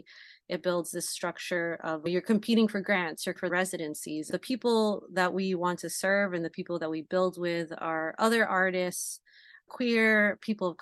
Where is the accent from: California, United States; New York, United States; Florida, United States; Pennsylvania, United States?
California, United States; Bay Area; we're all born and raised in the Bay Area, Asian American second generation